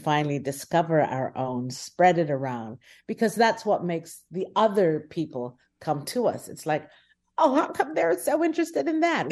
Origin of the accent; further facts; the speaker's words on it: Guyana; I'm from Guyana.